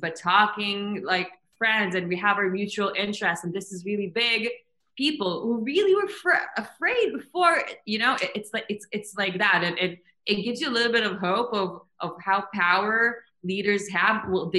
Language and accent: English; across from Kfar Qasim, Central District, Israel; they're actually two Israelis from Kfar Qasim. It's an Arab village. I mean, right, like half an hour from Tel Aviv. I grew like really like across from them. I know it very well.